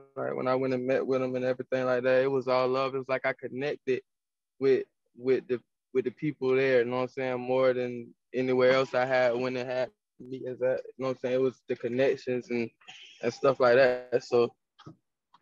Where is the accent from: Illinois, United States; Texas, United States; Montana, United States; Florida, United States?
Florida, United States; Jacksonville; moved away; I'm from Jacksonville